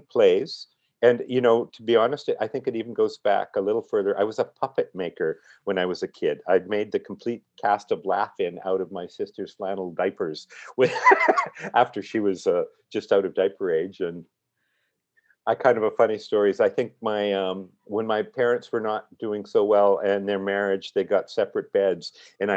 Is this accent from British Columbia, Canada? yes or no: yes; Surrey, British Columbia, Canada; I grew up in Surrey